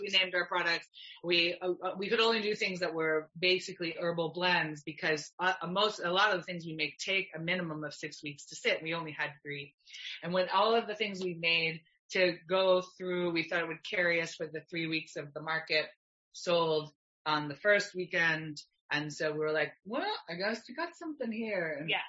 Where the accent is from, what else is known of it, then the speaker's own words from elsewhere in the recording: Canada; I'm Canadian, I love being Canadian